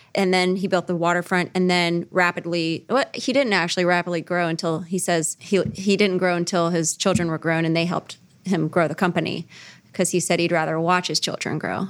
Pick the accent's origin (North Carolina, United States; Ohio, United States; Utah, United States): Ohio, United States; Cincinnati; born and raised in Cincinnati